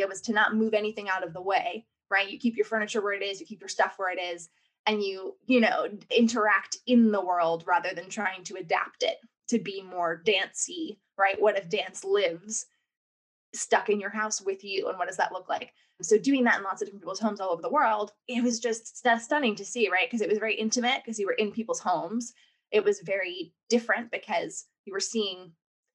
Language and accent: English; New York, United States; accent: American; moved away as an adult; also born or lived in New Orleans / Los Angeles; now in United Kingdom; I'm clearly, from my accent, American. I was born and raised in New York